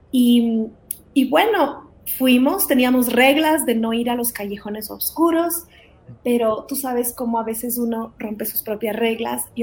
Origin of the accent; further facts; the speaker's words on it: Ecuador; also born or lived in Guatemala; Em, yo soy de Guatemala, mi familia vino a Ecuador cuando yo tenía seis años, venimos como misioneros al Ecuador y la verdad es que crecimos sirviendo